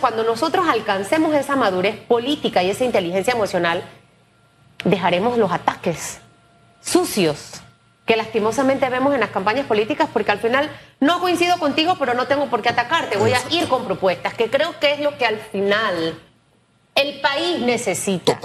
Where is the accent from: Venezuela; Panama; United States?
Panama; somos panameños